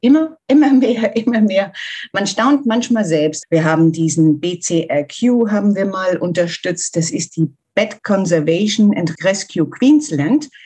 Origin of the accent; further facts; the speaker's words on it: Germany; ich komme aus Deutschland, ich wohne in der Nähe von Frankfurt. Ich bin 59 Jahre alt